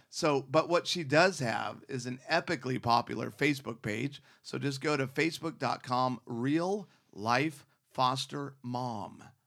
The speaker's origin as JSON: {"language": "English", "town": "Scottsdale", "region": "Arizona", "country": "United States", "tie": "born or raised there", "said": "I grew up in Scottsdale, Phoenix"}